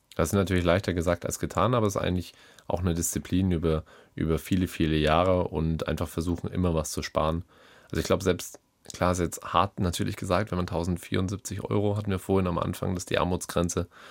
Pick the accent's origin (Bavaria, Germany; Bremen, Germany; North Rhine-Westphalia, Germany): Bavaria, Germany; ich komme ja schließlich aus Bayern